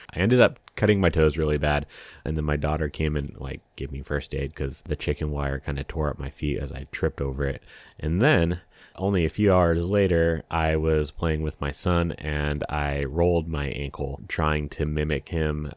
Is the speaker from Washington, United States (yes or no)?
yes; Washington, United States; I grew up in Washington State